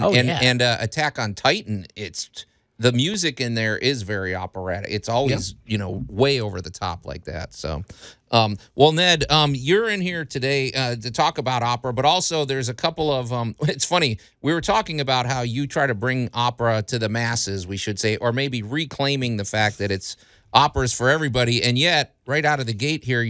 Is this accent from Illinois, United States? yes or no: yes; Chicago, Illinois, United States; now in Memphis, United States; growing up in Chicago, the opera was a pretty big deal.